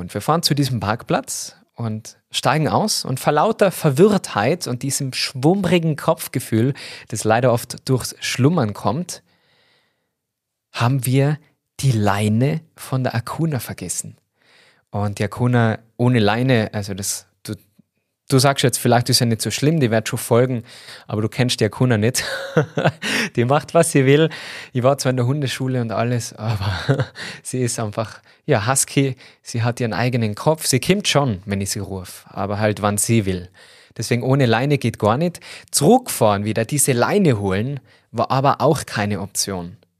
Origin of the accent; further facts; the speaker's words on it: Tyrol, Austria; accent: Tyrolean dialect; falle voll in den Tiroler Dialekt